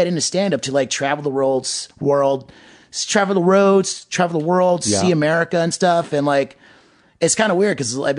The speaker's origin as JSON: {"language": "English", "town": "New York City", "region": "New York", "country": "United States", "tie": "born or raised there", "said": "growing up in New York"}